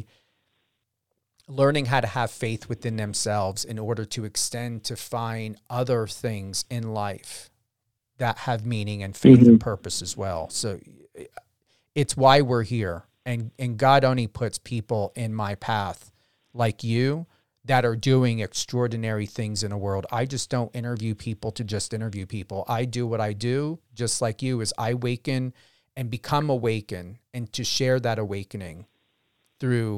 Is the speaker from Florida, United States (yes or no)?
no; New Jersey, United States; also born or lived in Las Vegas; I'm from Jersey